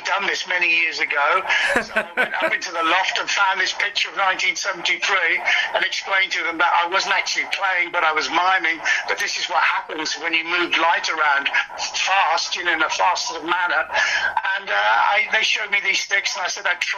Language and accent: English; Birmingham, West Midlands, United Kingdom; my hometown, Birmingham